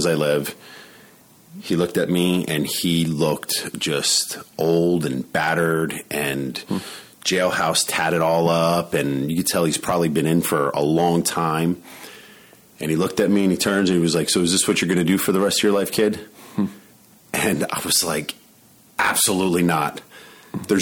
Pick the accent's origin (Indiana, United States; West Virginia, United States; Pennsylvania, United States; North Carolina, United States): Pennsylvania, United States; Allentown; moved away as an adult; also born or lived in Florida; when I moved to Florida, I was moving away from Allentown